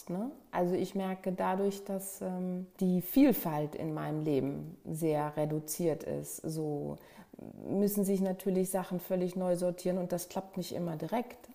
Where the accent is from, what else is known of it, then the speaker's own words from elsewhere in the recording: Bad Dürkheim, Rhineland-Palatinate, Germany; also born or lived in Flensburg; Geboren bin ich in Flensburg, ganz im Norden Deutschland, aufgewachsen in Süddeutschland, eher in Rheinland-Pfalz, in Bad Dürkheim, an der Weinstraße.